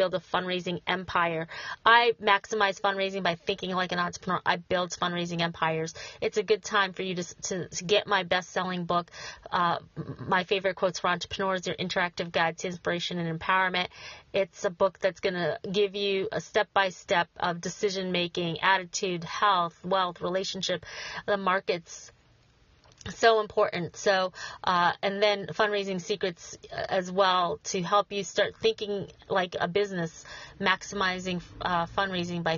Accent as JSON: {"language": "English", "town": "Schenectady", "region": "New York", "country": "United States", "tie": "born or raised there", "said": "Schenectady, New York, my hometown"}